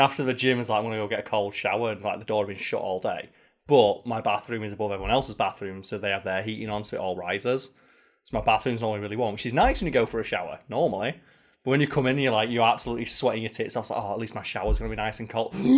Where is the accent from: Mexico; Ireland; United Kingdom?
United Kingdom; as a Brit or a European